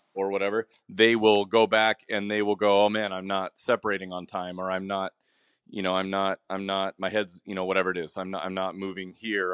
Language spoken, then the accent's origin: English; Washington, United States; I'm from I'm from Washington